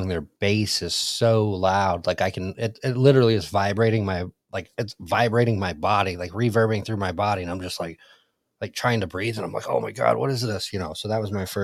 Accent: Southwest Michigan, United States; also born or lived in Detroit; I was born in Detroit and then moved to Southwest Michigan after a couple of years

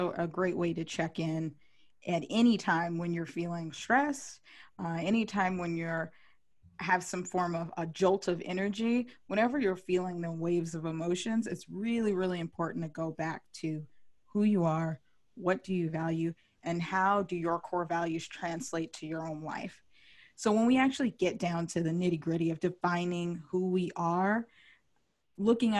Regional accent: California, United States; I'm from California

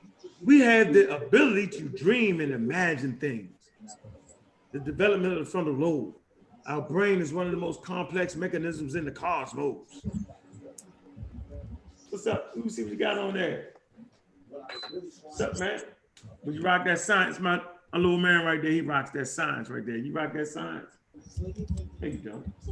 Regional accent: Florida, United States; from Florida.

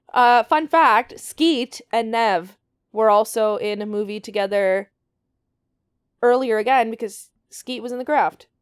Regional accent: Canada; We're also Canadian

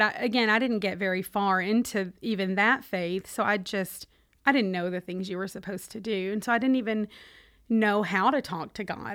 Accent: Owensboro, Kentucky, United States; accent: Kentucky; also born or lived in Michigan; now in Charlotte, United States; I am originally from Michigan, though the accent gives it away, uh, that I grew up in Kentucky

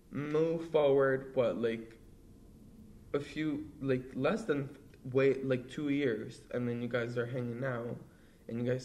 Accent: Brazil; yeah, it's like my first Halloween. I'm from Brazil. So I got some extra candy.

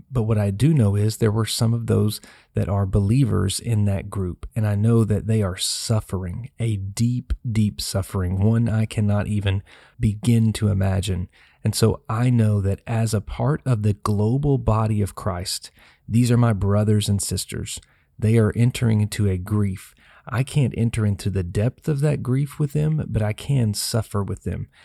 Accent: Tennessee, United States; the city of Nashville, my home state

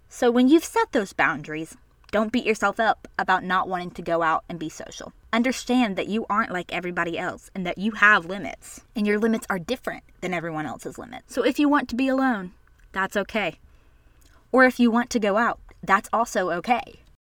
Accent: the South, United States; I was born and raised in the South, and so were my parents

